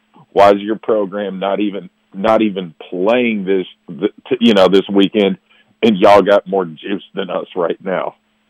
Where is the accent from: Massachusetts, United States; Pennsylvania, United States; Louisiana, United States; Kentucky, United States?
Kentucky, United States; here's the fun thing, man, about growing up outside of Louisville as a Louisville fan.